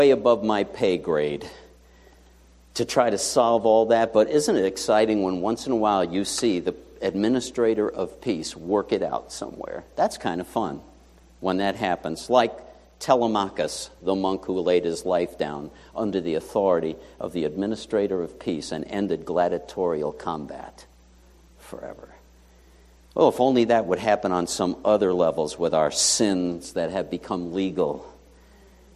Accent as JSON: {"language": "English", "town": "New York City", "region": "New York", "country": "United States", "tie": "born or raised there", "moved": "yes"}